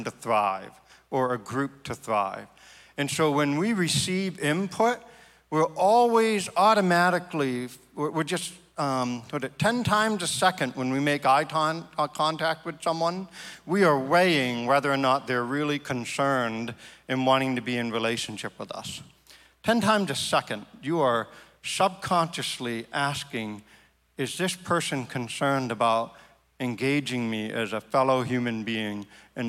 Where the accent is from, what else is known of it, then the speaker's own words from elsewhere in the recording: Maine, United States; my home state